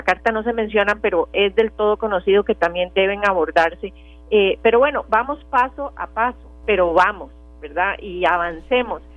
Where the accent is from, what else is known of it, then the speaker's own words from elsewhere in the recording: Costa Rica; como costarricenses que somos